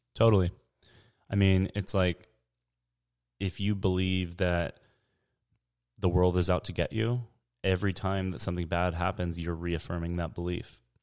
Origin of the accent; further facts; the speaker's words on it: San Diego, California, United States; I'm from San Diego, born and raised.